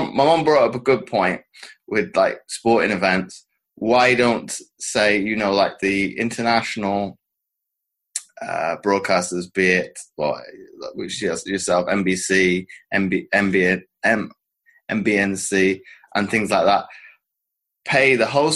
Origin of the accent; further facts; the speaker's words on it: United Kingdom; as a British athlete